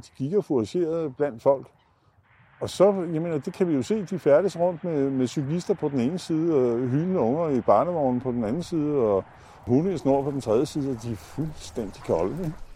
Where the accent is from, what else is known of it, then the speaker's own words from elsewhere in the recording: Gentofte, Capital Region of Denmark, Denmark; da jeg var barn i Gentofte Sø